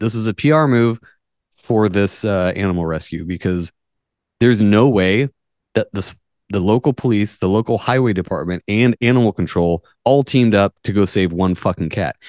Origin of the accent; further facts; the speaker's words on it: United States; I'm American